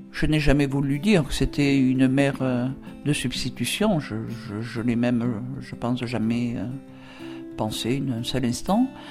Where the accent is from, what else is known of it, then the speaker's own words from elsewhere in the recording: near Draguignan, Provence-Alpes-Côte d'Azur, France; La ville la plus proche était Draguignan. Euh, ma tata habitait en pleine, euh, en pleine campagne, à 4 km, euh, campagne, colline, à 4 km du village. Elle m'a récupéré, j'avais deux ans et demi